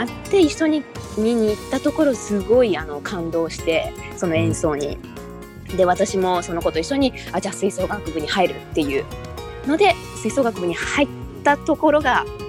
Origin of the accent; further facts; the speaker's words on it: Kagoshima, Japan; moved away as an adult; now in Tokyo, Japan; 鹿児島出身で、えー、大学から東京に上京して